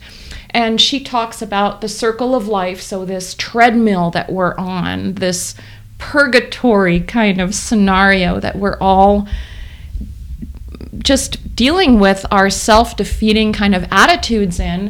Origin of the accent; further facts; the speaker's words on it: New York, United States; I grew up in New York